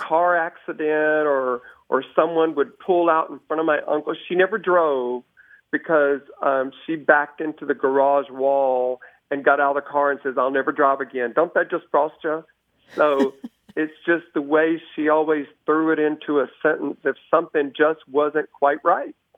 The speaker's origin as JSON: {"language": "English", "town": "Dallas", "region": "Texas", "country": "United States", "said": "I'm from Dallas, Texas"}